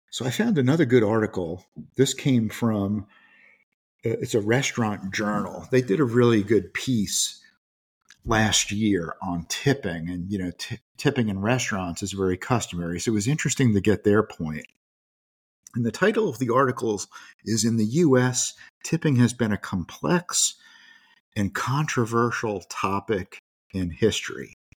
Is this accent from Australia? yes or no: no; United States; as an American